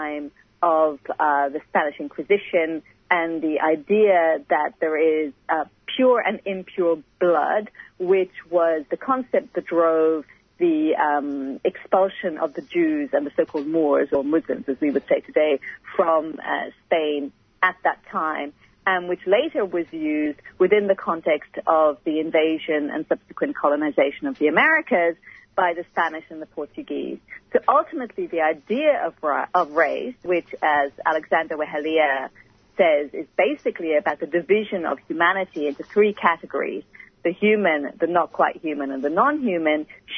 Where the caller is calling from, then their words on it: Sydney, New South Wales, Australia; I'd just like to acknowledge that I'm speaking from Gadigal country.